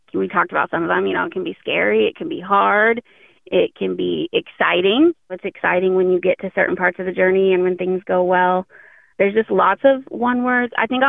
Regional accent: Southern Illinois, United States; we're actually from Southern Illinois.

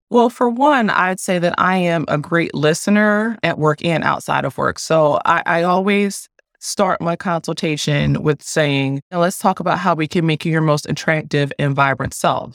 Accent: Philadelphia, Pennsylvania, United States; moved away; also born or lived in Annapolis, Maryland; I'm from Philadelphia

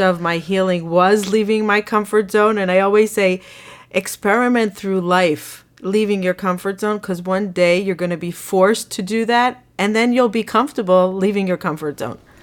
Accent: Israel; moved away as an adult; now in United States; I grew up in Israel

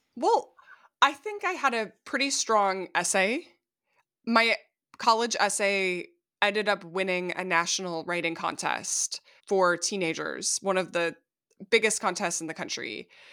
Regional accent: Minnesota, United States; my home state of Minnesota

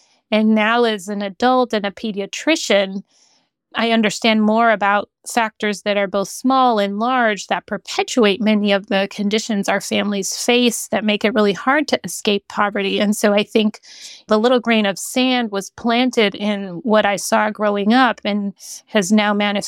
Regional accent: Honduras; also born or lived in Central America / Caribbean; Yeah, I always say I have this really fun family history because I grew up in Honduras in Central America. And because of my father's work, we moved around Central America and the Caribbean.

